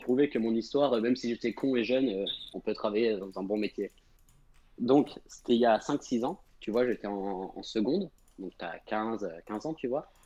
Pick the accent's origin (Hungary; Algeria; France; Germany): France; Angers, Pays de la Loire; je viens de Angers